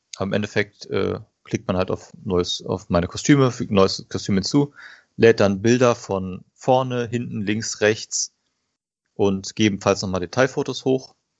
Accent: Paderborn, North Rhine-Westphalia, Germany; komme aus dem schönen Paderborn im Ostwestfalen

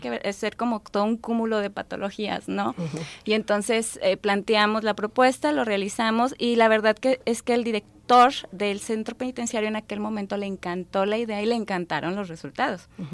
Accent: Durango, Mexico; Yo soy de Durango, de allá vengo

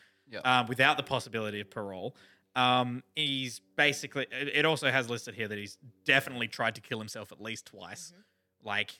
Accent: Australia; you can definitely tell we're an Australian podcast

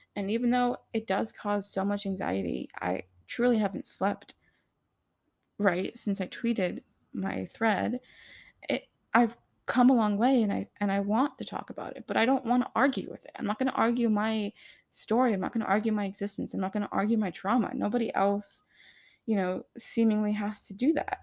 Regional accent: United States; I am American too

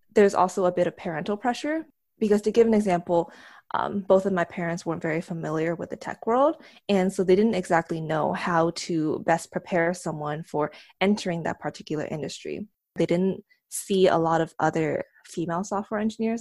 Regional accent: San Diego, California, United States; moved away as an adult; now in South Bay, United States; right now I live in South Bay, but, um, I grew up in San Diego

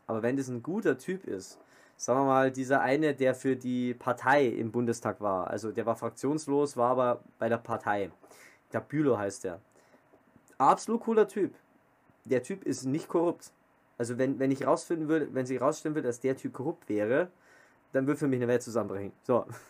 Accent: Germany; bei uns in Deutschland

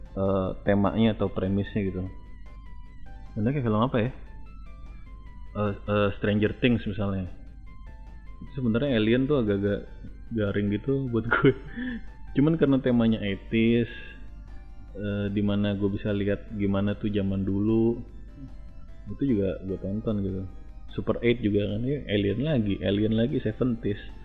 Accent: Jakarta, Indonesia; waktu kecil lo gue tinggalnya di daerah Senen ya waktu gue TK

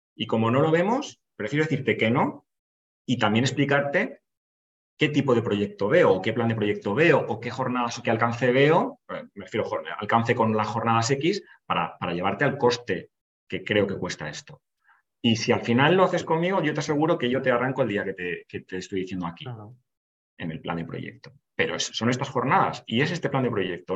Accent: Valencia, Valencian Community, Spain; voy ahí para, para mi tierra, para Valencia

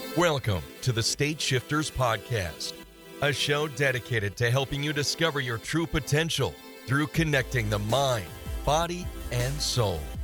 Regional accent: New Zealand; accent: New Zealand; also born or lived in Sydney, Australia; now in Fernie, Canada; I was born in Sydney and raised in New Zealand. That's what the accent's about.

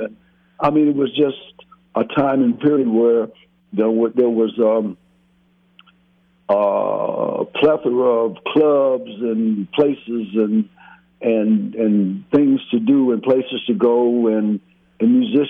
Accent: Detroit, Michigan, United States; moved away; also born or lived in Louisiana; I was in Detroit. I was born and raised in Detroit and in Louisiana. But I went to school in Detroit.

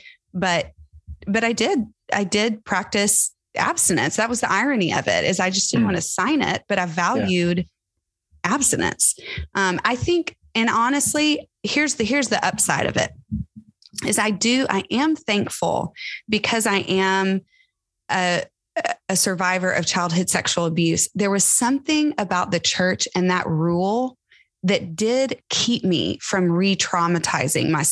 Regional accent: Tyler, Texas, United States; I grew up in Tyler, Texas, going to a mega church, mega Baptist church

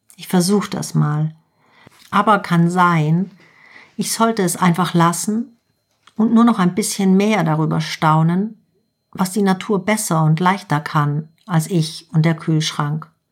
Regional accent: Germany; bei uns in Deutschland

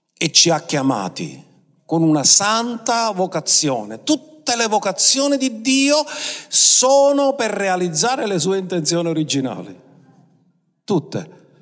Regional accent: Sicily, Italy

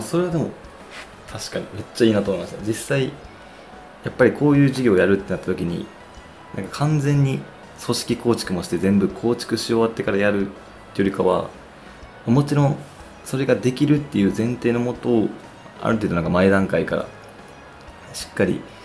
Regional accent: Osaka, Japan; now in Tokyo, Japan; ほぼ帰省していたので、ほとんど東京におらず、大阪にいて

